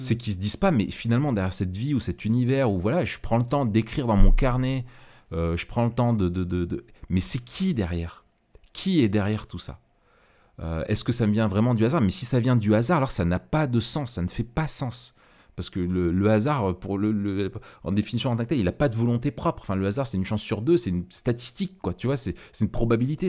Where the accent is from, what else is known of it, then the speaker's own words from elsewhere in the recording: France; nous, en tant que Français